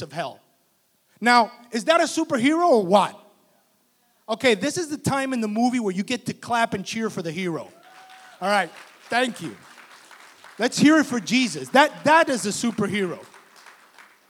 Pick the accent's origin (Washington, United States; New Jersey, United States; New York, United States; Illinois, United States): New Jersey, United States; Union City; I grew up in Union City, New Jersey